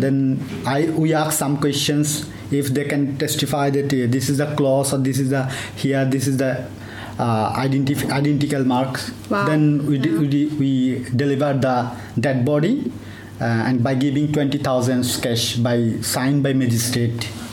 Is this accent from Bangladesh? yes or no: yes; Cox's Bazar, Chittagong Division, Bangladesh; moved away as an adult; also born or lived in Dhaka; now in Mumbai, India; I born and brought up in Cox's Bazar, a border area of Bangladesh close to Myanmar